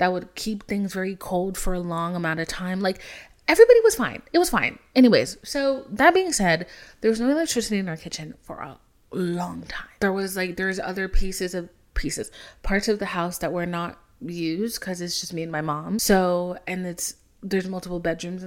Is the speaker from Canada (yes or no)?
no; Haiti; moved away; I'm from Haiti, so, like, our whole family's from Haiti